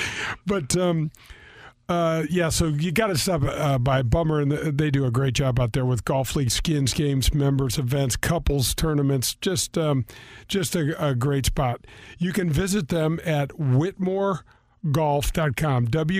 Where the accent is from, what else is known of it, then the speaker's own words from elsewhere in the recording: North County, Missouri, United States; I grew up in North County. I have three older sisters